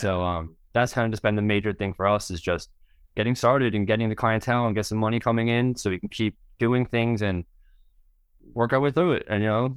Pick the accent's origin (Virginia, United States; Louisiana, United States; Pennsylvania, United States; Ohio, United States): Pennsylvania, United States; southeast; We're from Pennsylvania, like, southeast Pennsylvania